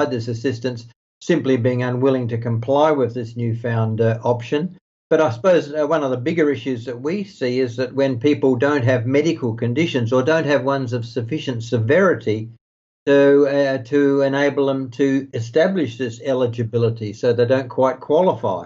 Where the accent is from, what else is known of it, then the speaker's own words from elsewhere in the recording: Australia; now in Netherlands; my home country, Australia